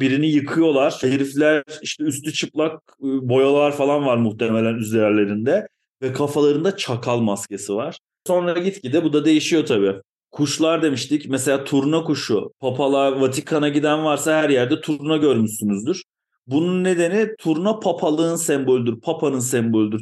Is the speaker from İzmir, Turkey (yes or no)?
no; Ankara, Turkey; moved away as an adult; now in Eskişehir, Turkey; ben bir Ankaralıyım.